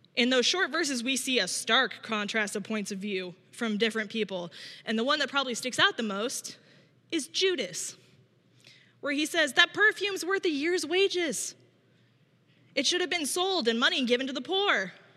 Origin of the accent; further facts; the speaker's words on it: small town in Illinois, United States; also born or lived in Minneapolis, Minnesota / Berwyn, Illinois; I grew up not here in Chicago, but here in Illinois, but in small town